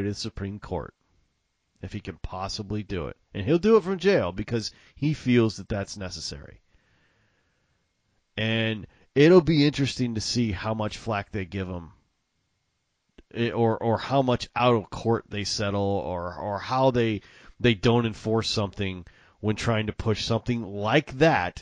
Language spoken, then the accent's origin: English; Mississippi, United States; accent: Southern; also born or lived in Illinois / Texas; I was born in Mississippi. I spent a little time in Illinois, but for most of my life, like 85% of it, I've either been in Mississippi or Texas